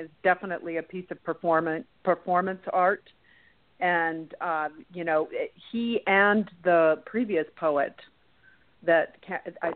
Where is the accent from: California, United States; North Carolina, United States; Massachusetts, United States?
California, United States; San Francisco; I'm from the San Francisco area